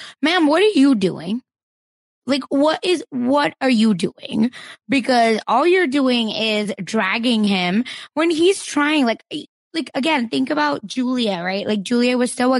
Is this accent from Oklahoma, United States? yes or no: yes; Broken Arrow, Oklahoma, United States; I'm from Broken Arrow, Oklahoma